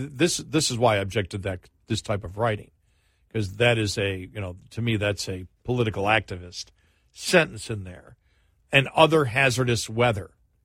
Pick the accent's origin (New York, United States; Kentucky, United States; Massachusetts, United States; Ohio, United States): New York, United States; Buffalo; I tell people, because I grew up in Buffalo, but I've lived all over the country.